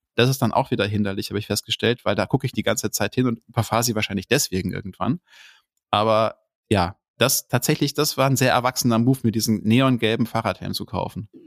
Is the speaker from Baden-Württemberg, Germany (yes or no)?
no; Duisburg, North Rhine-Westphalia, Germany; ich bin im, im Ruhrgebiet groß geworden, ja, im Ruhrpott